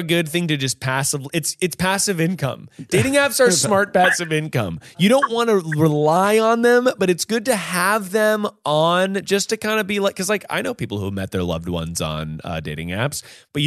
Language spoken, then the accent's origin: English; North Carolina, United States; I grew up in North Carolina